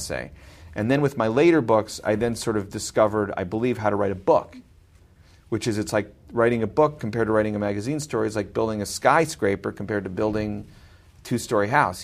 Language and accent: English; Glencoe, Illinois, United States; I grew up in Glencoe, on the north shore of Chicago